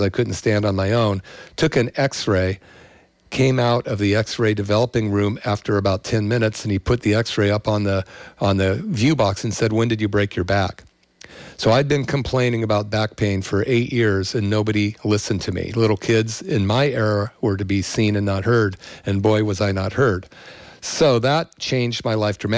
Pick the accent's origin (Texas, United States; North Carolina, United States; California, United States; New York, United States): California, United States; the Bay Area; I grew up in the 60s and 70s in the Bay Area